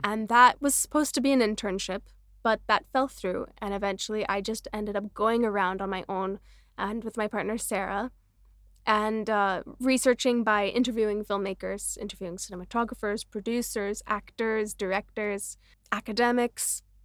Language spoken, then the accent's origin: English; Canada; also born or lived in Vancouver; now in Mumbai, India; me as a Canadian